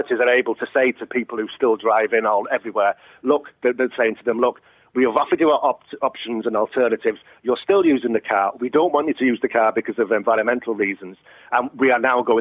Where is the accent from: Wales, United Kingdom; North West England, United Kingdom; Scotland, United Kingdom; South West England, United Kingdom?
North West England, United Kingdom; Warrington; moved away as an adult; also born or lived in London; now in Cork, Ireland; I'm from Warrington